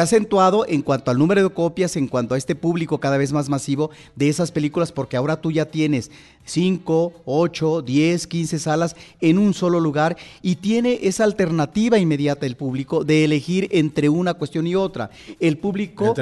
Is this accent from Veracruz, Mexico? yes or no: yes; San Andrés Tuxtla, Veracruz, Mexico; yo nací en San Andrés Tuxtla, eh, en, la parte del sur del estado de Veracruz